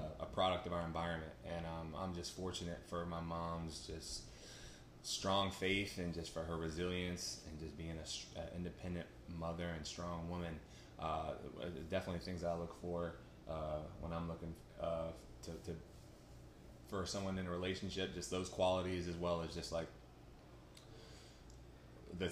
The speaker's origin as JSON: {"language": "English", "town": "Raleigh", "region": "North Carolina", "country": "United States", "tie": "born or raised there", "moved": "as an adult", "lives_now": "Pittsburgh, United States", "said": "I'm from Raleigh, North Carolina. I was in Raleigh my entire life."}